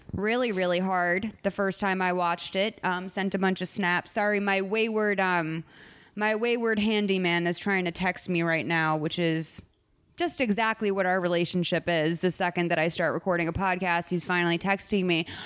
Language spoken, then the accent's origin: English; Boston, Massachusetts, United States; moved away; my hometown of Boston